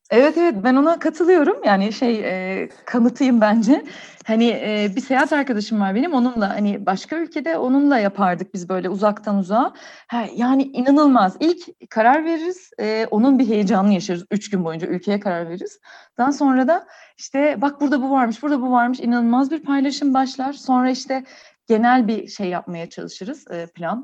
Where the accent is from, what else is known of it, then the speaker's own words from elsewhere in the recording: Ankara, Turkey; bizde Ankara'da şey var